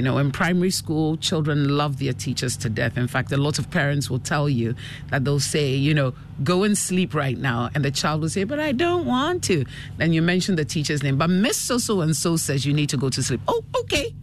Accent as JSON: {"language": "English", "town": "Accra", "region": "Greater Accra", "country": "Ghana", "tie": "born or raised there", "also_born_or_lived": "United Kingdom / Canada / Enyan, Eastern Region / Asamankese", "moved": "as an adult", "said": "I was born in Ghana. I grew up here uh, till I was about six years old, and my father got an appointment in the UK, mm. and uh, the family moved to join him for a couple of years, and uh, and then he decided he would rather we grew up in Ghana."}